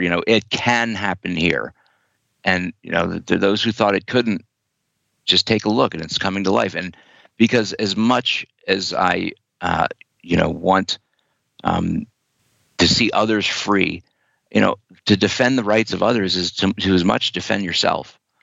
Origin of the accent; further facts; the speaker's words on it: Wilmington, Delaware, United States; moved away; I was uh, passing through Wilmington, Delaware, my my hometown